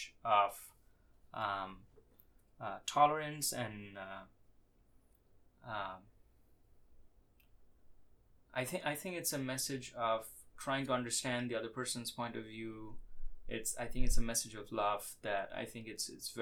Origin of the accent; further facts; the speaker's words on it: India; I was born in India